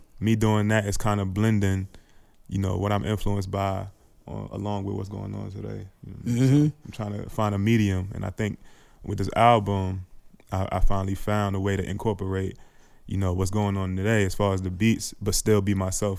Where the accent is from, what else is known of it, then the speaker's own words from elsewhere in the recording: Columbia, Maryland, United States; also born or lived in New York; I grew up in Columbia. So since I was like 12 years old.